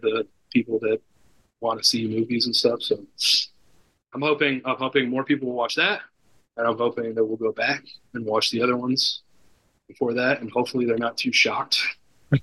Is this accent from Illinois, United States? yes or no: yes; Northern Illinois, United States; moved away; I'm from Northern Illinois originally, and Southern Illinois is a completely different world